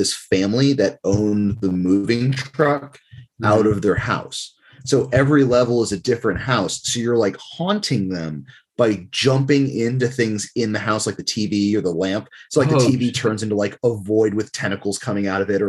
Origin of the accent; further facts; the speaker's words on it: New Jersey, United States; moved away; also born or lived in Livingston, New Jersey; originally from New Jersey.